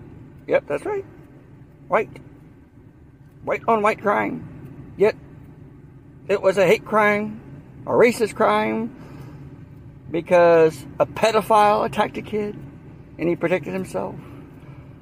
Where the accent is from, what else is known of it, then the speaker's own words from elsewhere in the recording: the South, United States; accent: Southern; moved away as an adult; also born or lived in Washington, D.C. / Virginia / Maryland; my accent comes out. I'm from the South.